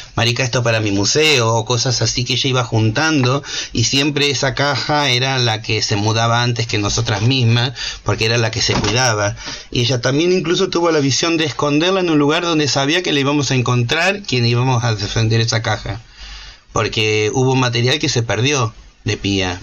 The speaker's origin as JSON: {"language": "Spanish", "country": "Argentina", "also_born_or_lived": "United States", "moved": "as an adult", "said": "me había escapado de Argentina vendiendo mis cosas y comprándome un pasaje en un avión"}